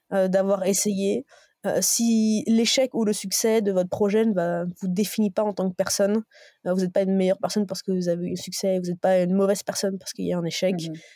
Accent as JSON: {"language": "French", "town": "Dijon", "region": "Bourgogne-Franche-Comté", "country": "France", "tie": "born or raised there", "said": "Je suis extrêmement t, attachée à ma, à ma région natale, à la Bourgogne"}